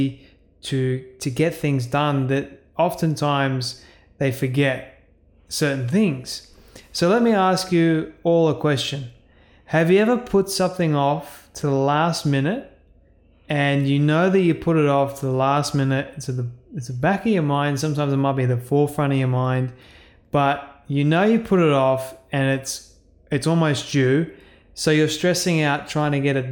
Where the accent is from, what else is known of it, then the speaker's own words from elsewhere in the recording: Australia; Being an Australian myself, I am incredibly thankful and grateful that I get to live in this amazing country